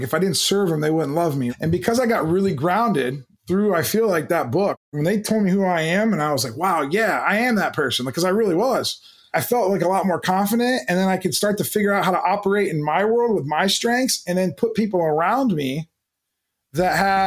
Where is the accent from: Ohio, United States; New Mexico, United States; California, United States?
Ohio, United States; Canton; I grew up in the Midwest in Canton, Ohio